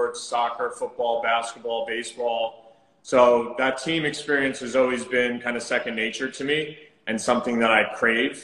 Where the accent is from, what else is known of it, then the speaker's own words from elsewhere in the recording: New Jersey, United States; moved away as an adult; also born or lived in Southampton, Long Island; now in New York City, United States; I'm actually from New Jersey